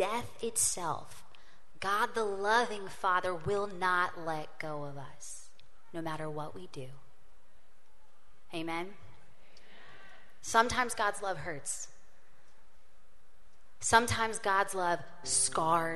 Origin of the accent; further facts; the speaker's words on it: Louisiana, United States; I grew up in Louisiana